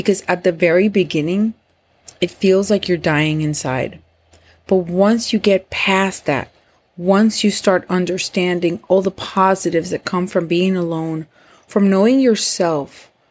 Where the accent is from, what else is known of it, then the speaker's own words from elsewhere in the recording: Puerto Rico; moved away as an adult; now in Florida, United States; I am from Puerto Rico. I moved to Florida with him and the kids